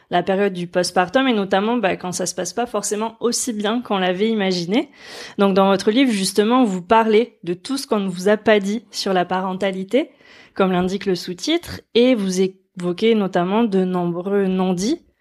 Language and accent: French; Lourdes, Occitania, France; Je viens de Lourdes, alors.